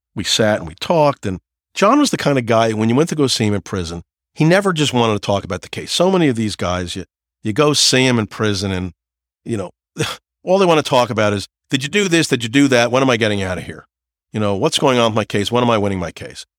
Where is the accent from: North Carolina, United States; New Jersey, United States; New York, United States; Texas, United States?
New Jersey, United States; I'm from New Jersey